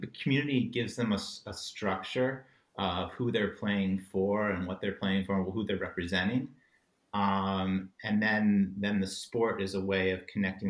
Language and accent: English; Midwest, United States; Because I moved around a lot growing up in the States. I lived all over the Midwest.